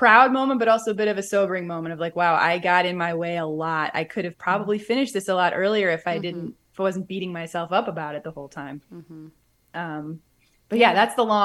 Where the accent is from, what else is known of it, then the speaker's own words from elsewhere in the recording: outside Milwaukee, Wisconsin, United States; now in Chicago, United States; I grew up outside Milwaukee